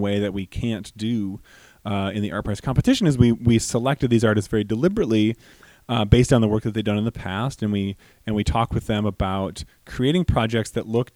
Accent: Grand Rapids, Michigan, United States; I'm from Grand Rapids. I'm from here.

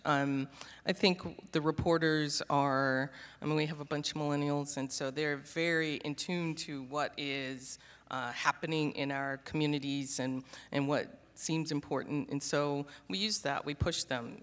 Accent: Charleston, South Carolina, United States; moved away as an adult; also born or lived in Minneapolis, Minnesota / Saint Paul, Minnesota; now in Houston, United States; But I am a Southerner. I grew up in Charleston, South Carolina, and went to school in North Carolina.

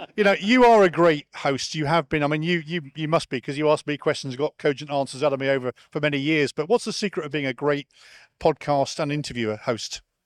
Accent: United Kingdom; moved away; I'm a Brit

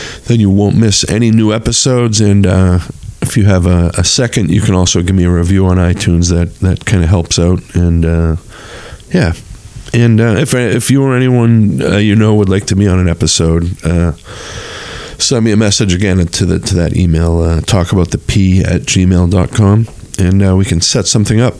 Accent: North Shore, Massachusetts, United States; we were both growing up on the North Shore

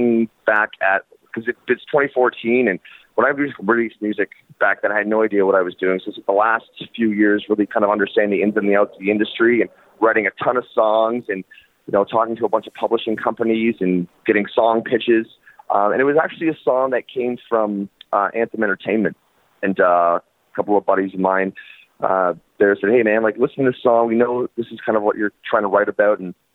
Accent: Hamilton, Ontario, Canada; now in Burlington, Canada; I grew up in Hamilton, and I've been living in Hamilton, Ontario, and I've lived in Burlington, Ontario for the last 8 years.

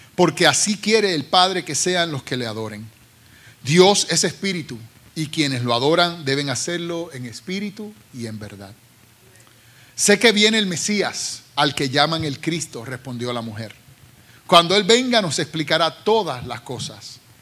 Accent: Carolina, Puerto Rico; now in United States; soy ah, ah, oriundo de Carolina, Puerto Rico, y llevo ya 36 años en los Estados Unidos

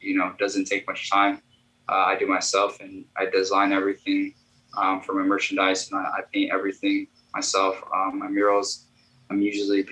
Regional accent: Chicago, Illinois, United States; I am an artist from Chicago

